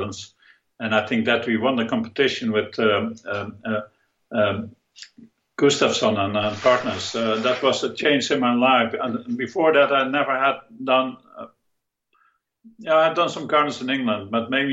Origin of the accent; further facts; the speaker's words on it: Netherlands; I came from the Netherlands.